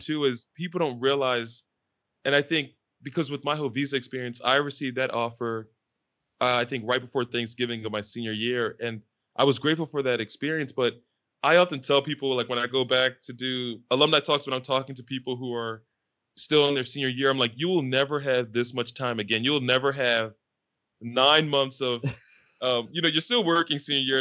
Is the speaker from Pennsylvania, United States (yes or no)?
yes; Philadelphia, Pennsylvania, United States; moved away as an adult; also born or lived in California; I was fortunate enough growing up in Philly